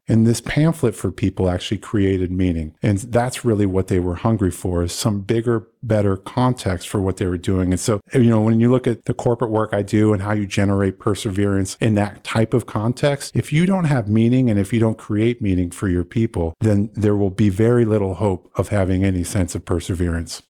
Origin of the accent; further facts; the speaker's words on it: Iowa, United States; I was born and raised in Iowa